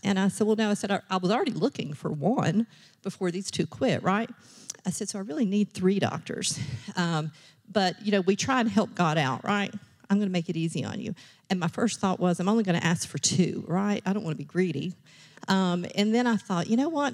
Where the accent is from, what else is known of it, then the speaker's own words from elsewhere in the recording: Richlands, Virginia, United States; I grew up in Rich Lands, Virginia